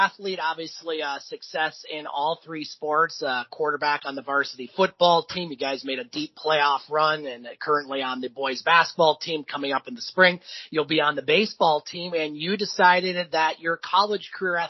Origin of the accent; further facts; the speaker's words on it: Sault Ste. Marie, Michigan, United States; I'm from the Sioux